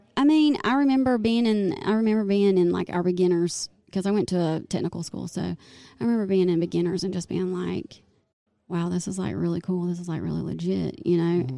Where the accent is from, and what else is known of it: Goldsboro, North Carolina, United States; born or raised there; also born or lived in Wilmington, North Carolina